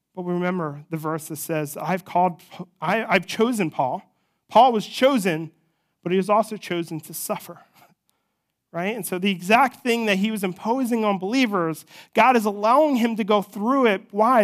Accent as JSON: {"language": "English", "region": "New Jersey", "country": "United States", "moved": "yes", "said": "I'm from New Jersey."}